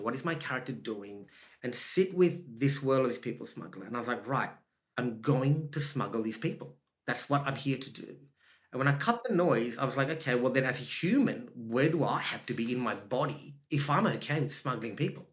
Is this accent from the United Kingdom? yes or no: no; Australia; accent: Australian; also born or lived in Sri Lanka; if you hear my voice, I'm Australian. My voice is Australian